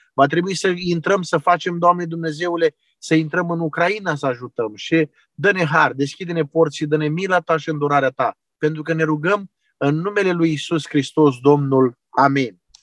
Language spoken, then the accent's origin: Romanian; Constanța, Constanța County, Romania; moved away as an adult; also born or lived in Ukraine; now in Chernivtsi, Ukraine; eu sunt de la Constanța